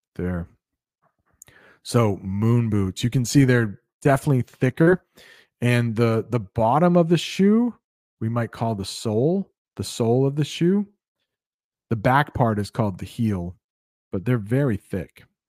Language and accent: English; United States; I would love to visit Cuba as an American